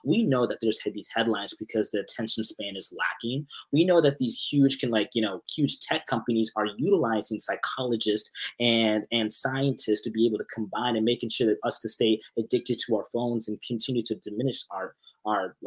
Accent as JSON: {"language": "English", "town": "Arlington", "region": "Texas", "country": "United States", "tie": "born or raised there", "also_born_or_lived": "Irving, Texas", "moved": "as an adult", "lives_now": "Canada", "said": "I'm from Dallas. I'm from the Arlington area, but I went to school in Irving and Las Colinas for like a very long period of time."}